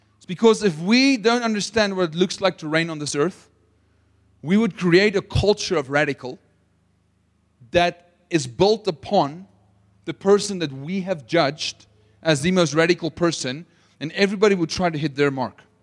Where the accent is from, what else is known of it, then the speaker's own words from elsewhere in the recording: Potchefstroom, North West, South Africa; accent: South African; moved away; I'm from Potchefstroom